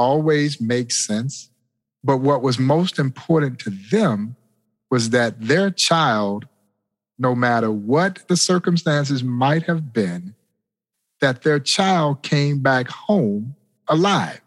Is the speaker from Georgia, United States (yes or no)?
yes; Crawfordville, Georgia, United States; my childhood, growing up in Crawfordville, Georgia